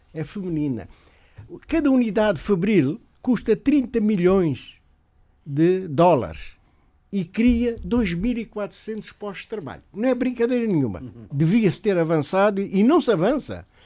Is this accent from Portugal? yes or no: no; Guinea-Bissau; no país de onde eu sou natural, Guiné-Bissau